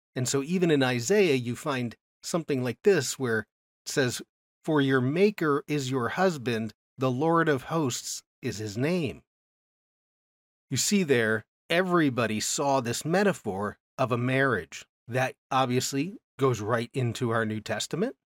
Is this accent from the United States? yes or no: yes; United States; I grew up in America